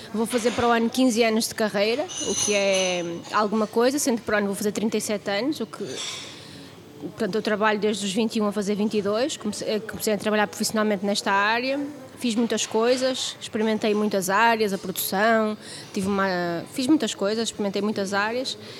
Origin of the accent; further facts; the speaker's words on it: Vila Nova de Gaia, Porto District, Portugal; Eu nasci no Porto, mas os meus pais registaram-me em Vila Real, onde eu morei até aos cinco anos, eh, com a minha avó e com os meus pais, com os meus avós, com os meus pais, com os meus tios, et cetera, numa casa grande. E depois viemos morar para, para Gaia, eh, e onde eu fiz a escola primária.